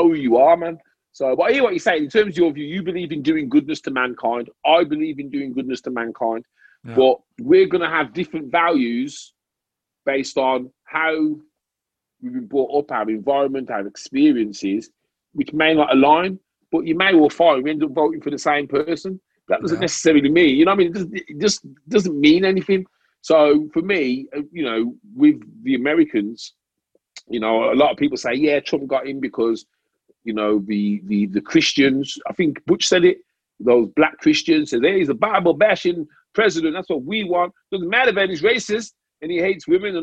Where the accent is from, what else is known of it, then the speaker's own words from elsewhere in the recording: United Kingdom; we grew up in Britain.